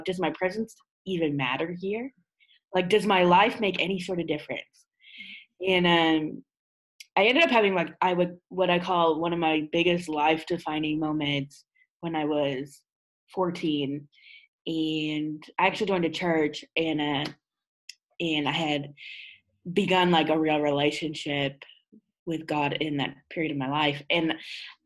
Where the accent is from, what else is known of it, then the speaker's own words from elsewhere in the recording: Ottawa, Ontario, Canada; I hail from Ottawa, Canada